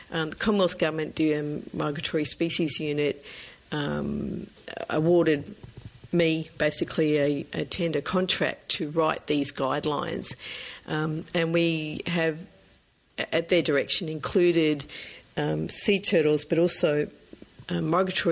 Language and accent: English; Norfolk Island; I grew up on Norfolk Island in the South Pacific